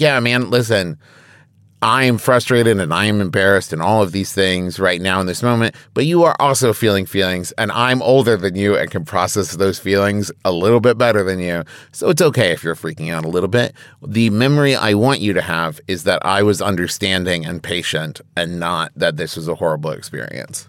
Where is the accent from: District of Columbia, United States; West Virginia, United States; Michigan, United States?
West Virginia, United States; Huntington; my hometown of Huntington, West Virginia